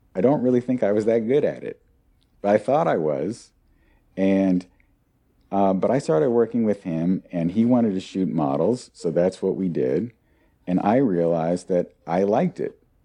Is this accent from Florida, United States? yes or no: no; near Portland, Oregon, United States; I grew up near Portland, Oregon